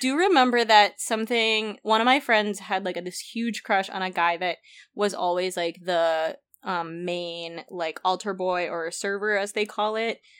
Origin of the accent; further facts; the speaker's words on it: Philippines; I grew up in the Philippines